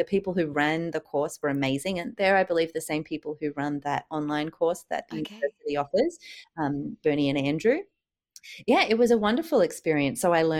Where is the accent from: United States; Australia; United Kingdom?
Australia; Sydney, New South Wales; I am originally from Sydney, did my fine art degree down there